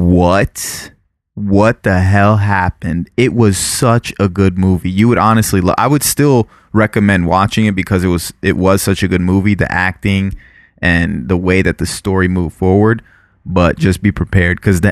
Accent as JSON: {"language": "English", "region": "Florida", "country": "United States", "moved": "yes", "said": "if you live in Florida, like we did, we're from Florida"}